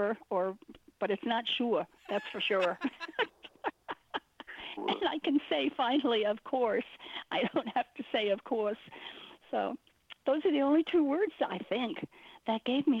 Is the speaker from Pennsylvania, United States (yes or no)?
no; New York, United States; now in Florida, United States; being a New Yorker